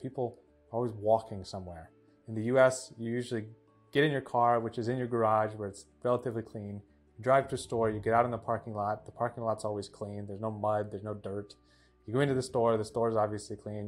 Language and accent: English; United States; moved away as an adult; also born or lived in Russia; as an American